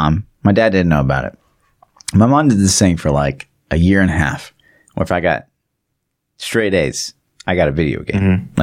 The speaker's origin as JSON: {"language": "English", "town": "Kansas City", "country": "United States", "tie": "born or raised there", "said": "I grew up in Kansas City."}